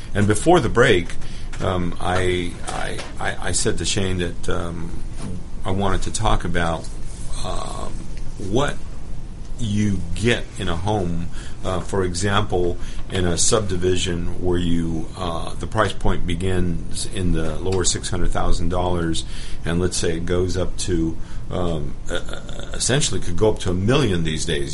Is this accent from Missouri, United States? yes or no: no; Los Angeles, California, United States; now in Atlanta, United States; I grew up in Los Angeles